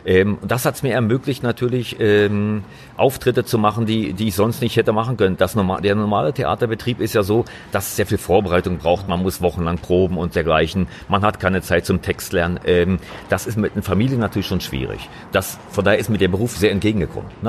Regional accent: East Germany, Germany; Ich, ich komme eigentlich aus dem Osten Deutschlands, äh, genauer gesagt, ich bin in der DDR groß geworden.

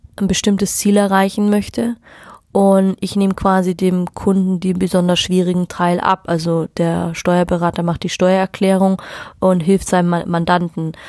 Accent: Munich, Bavaria, Germany; ich komme aus München

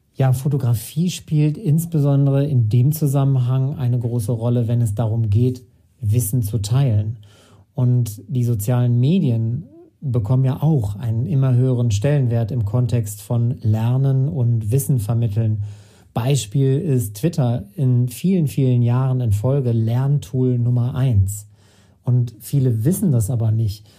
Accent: Sauerland, North Rhine-Westphalia, Germany; Ich hatte 2012 mit Gerard Goodrow einen Kunstverein im Sauerland in meiner Heimatstadt gegründet

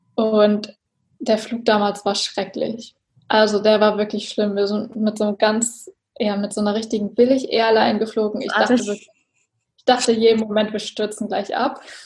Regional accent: Germany; ich komme aus der Nähe von Hamburg

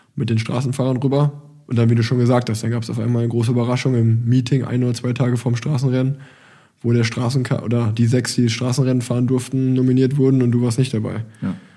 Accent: Germany; als Deutscher

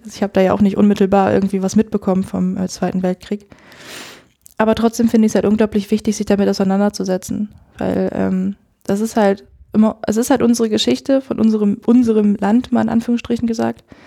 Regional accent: Edewecht, Lower Saxony, Germany; Ich komme aus, aus dem Ammerland, aus dem Kirchenkreis Ammerland und äh, da aus der Gemeinde Edewecht

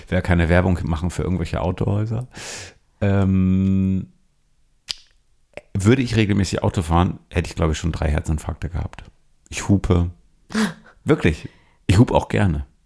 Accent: Bremen, Germany; Ich bin ja sozialisiert, ich bin ja in Bremen aufgewachsen.

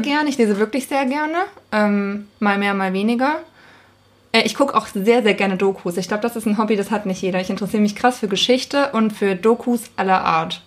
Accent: Thuringia, Germany; moved away as an adult; now in Hamburg, Germany; ich bin keine Hamburgerin. Ich komme aus Thüringen

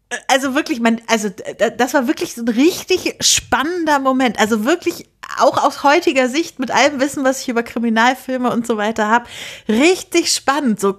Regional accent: Lüneburg, Lower Saxony, Germany; das spielt halt in Lüneburg, wo ich herkomme. Und verschiedene Bekannte meiner Eltern sind da als, als Statisten immer dabei.

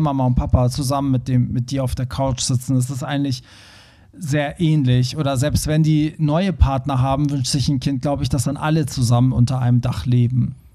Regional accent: Iran; moved away; meine Eltern, wir kommen ja aus dem Iran

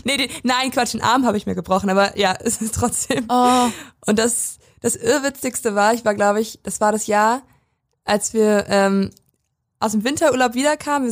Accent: Prignitz, Brandenburg, Germany; in der Prignitz, also in dem Landkreis, wo ich herkomme

